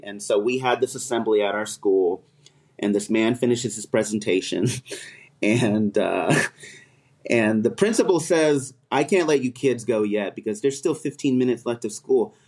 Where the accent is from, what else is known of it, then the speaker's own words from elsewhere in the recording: California, United States; I'm from California